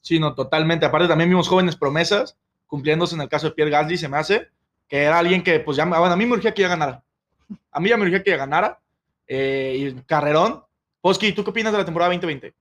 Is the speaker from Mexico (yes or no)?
yes; Mexico